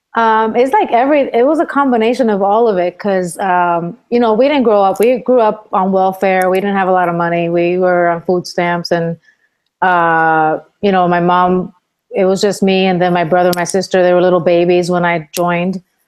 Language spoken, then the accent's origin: English; Puerto Rico; moved away as an adult; also born or lived in Bronx, New York, United States; my mom took me with her to my grandma's house uh, to Puerto Rico when I was ten years old, and then I grew up in Puerto Rico pretty much the rest of my life till I was seventeen.